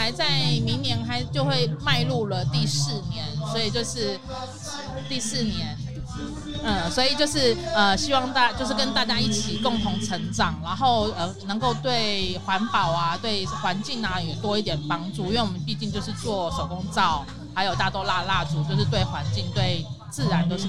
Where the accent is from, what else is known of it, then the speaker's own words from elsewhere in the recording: Taipei, Taiwan; now in Taoyuan, Taiwan; 台北，呃，我原本住在大安区。